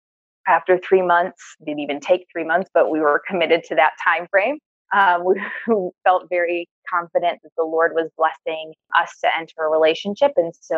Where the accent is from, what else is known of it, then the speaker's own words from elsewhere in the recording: Michigan, United States; now in Israel; So I am originally from Michigan in the U.S. I grew up moving around a lot, but feeling called to overseas ministry.